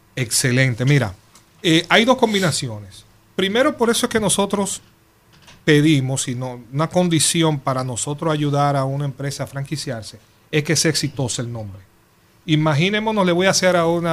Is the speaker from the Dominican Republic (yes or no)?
yes; Dominican Republic; nosotros somos dominicanos